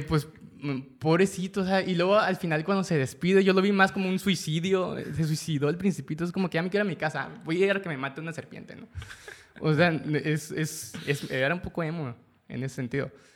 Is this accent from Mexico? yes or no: yes; Mexico; los mexicanos